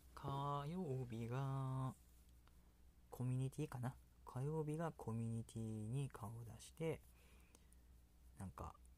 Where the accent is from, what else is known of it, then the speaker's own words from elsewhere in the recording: Kansai, Japan; accent: Kansai dialect; 私関西弁っていうのでほとんどやってますので